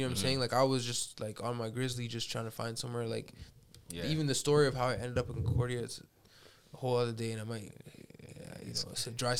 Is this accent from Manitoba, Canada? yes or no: no; Toronto, Ontario, Canada; moved away as an adult; also born or lived in Edmonton, Alberta; I'm from East York